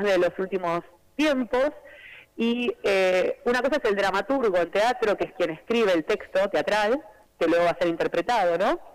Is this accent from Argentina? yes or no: yes; Chivilcoy, Buenos Aires Province, Argentina; Yo bailaba tango y folclore en Chivilcoy, que es mi ciudad natal, en la provincia de Buenos Aires